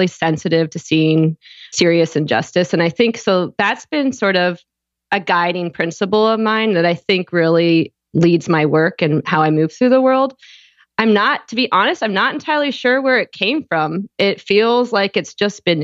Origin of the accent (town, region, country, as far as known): just outside Toronto, Ontario, Canada; born or raised there; also born or lived in Houston, Texas, United States / Austria